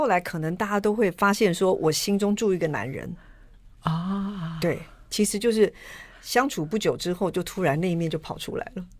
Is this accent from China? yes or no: no; Yilan County, Taiwan; 我是宜兰人，